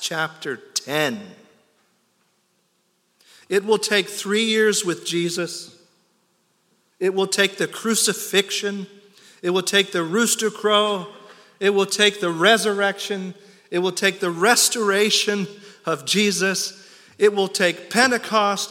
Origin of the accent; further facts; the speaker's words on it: United States; I'm an American